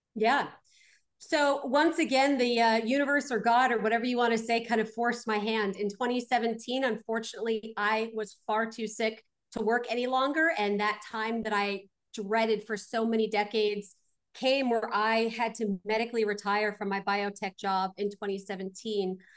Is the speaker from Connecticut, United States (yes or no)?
no; Glendale, California, United States; I was born out in Glendale